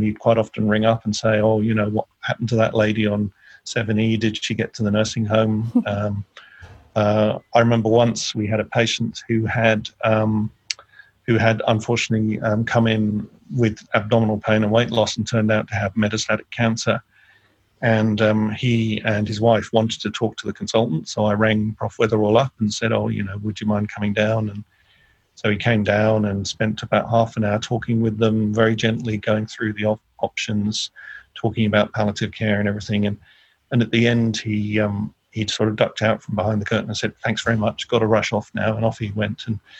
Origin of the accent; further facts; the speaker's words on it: Taunton, South West England, United Kingdom; also born or lived in London; So I was born in London, but brought up in Taunton in Somerset. Which is in the southwest, near where Doc Martin was filmed